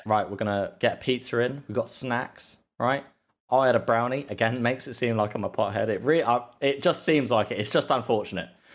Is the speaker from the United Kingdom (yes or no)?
yes; England, United Kingdom; I'm English